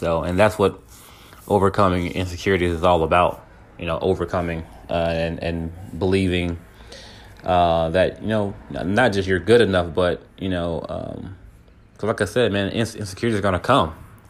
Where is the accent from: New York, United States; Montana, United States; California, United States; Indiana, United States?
California, United States; now in Texas, United States; just moving to Texas, like, because I'm from California. So, you know, when I came from California to Texas, man, I didn't dress like anybody here.